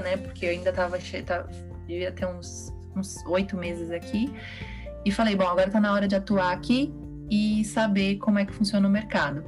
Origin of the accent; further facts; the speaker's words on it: São Paulo, Brazil; moved away as an adult; now in Portugal; eu sou de São Paulo e a gente é de São Paulo no, no 440